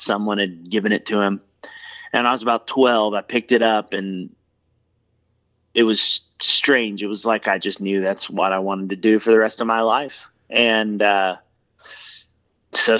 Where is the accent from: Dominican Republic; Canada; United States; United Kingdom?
United States; Atlanta, Georgia; I am born and raised in Atlanta, Georgia, and that's where I live now with my wife and, 4 kids. And, yeah, I've been here my whole life.